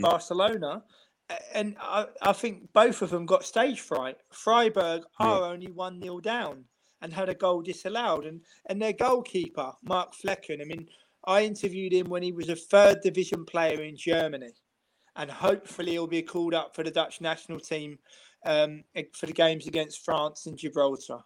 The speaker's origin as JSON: {"language": "English", "region": "London", "country": "United Kingdom", "moved": "yes", "lives_now": "Amsterdam, Netherlands", "said": "I live in Amsterdam. I said I'm originally from London"}